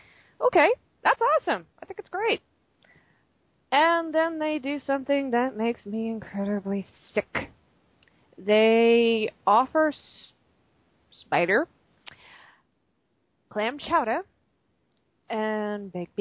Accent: Massachusetts, United States; Now, as it's been brought up, I am from Massachusetts. I actually lived not too far north from Boston.

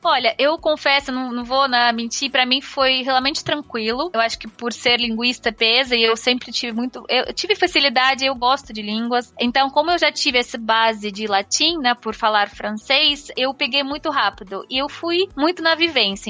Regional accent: Moscow, Russia; Portuguese is a second language; moved away as an adult; also born or lived in Belgium; now in São Paulo, Brazil; nasci, cresci, vivi por mais de 20 anos em Moscou e faz 8 anos que estou aqui no Brasil.

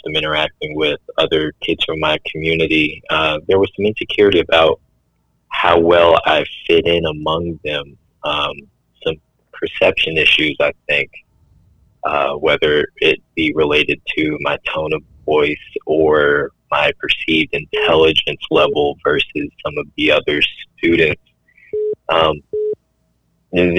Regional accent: Midfield, Alabama, United States; moved away as an adult; also born or lived in Birmingham, Alabama; now in Huntsville, United States; born in Midfield, I am from Midfield, Alabama.

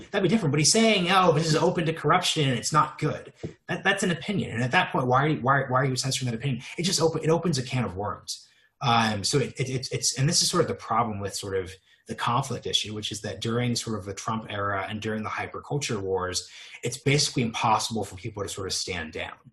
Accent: Oregon, United States; I'm from Oregon

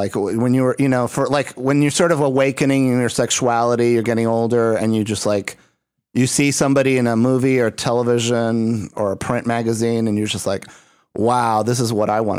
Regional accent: Puerto Rico; I grew up in Puerto Rico, so it's like there was a language barrier

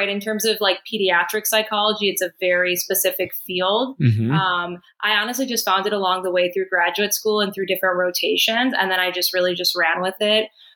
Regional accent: Chicago, Illinois, United States; moved away as an adult; also born or lived in Boston; now in Miami, United States; I was born and raised in Chicago.

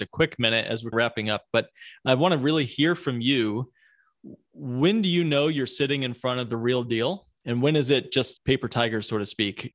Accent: Midwest, United States; accent: Midwest; my Midwest accent

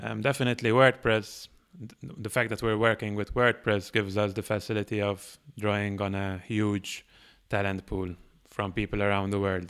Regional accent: Malta; moved away as an adult; now in Barcelona, Spain; built an agency in my home country, which is Malta

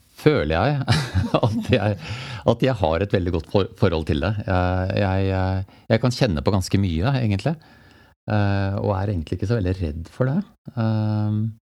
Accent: Jessheim, Akershus, Norway; jeg er født og oppvokst på Jessheim.

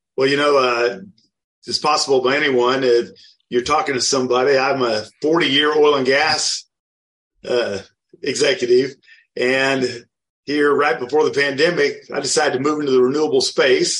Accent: outside of Wichita, Kansas, United States; I grew up outside of Wichita, Kansas.

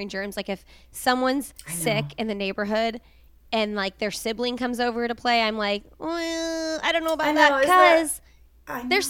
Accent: Indiana, United States; moved away as an adult; now in Raleigh, United States; we're from Indiana, and we live in Raleigh now

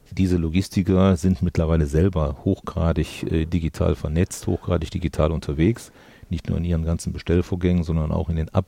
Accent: Mönchengladbach, North Rhine-Westphalia, Germany; Also ich bin äh, Gladbach-Fan seit äh, Kindheit natürlich bin nicht geboren in Mönchengladbach, was viele glauben, sondern im zarten Alter von sechs Jahren

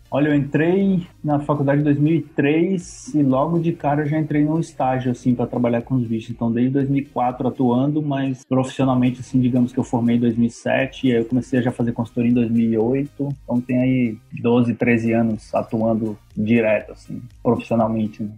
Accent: Brasília, Federal District, Brazil; moved away as an adult; also born or lived in Espírito Santo; now in Belém, Brazil; eu sou, eu sou brasiliense

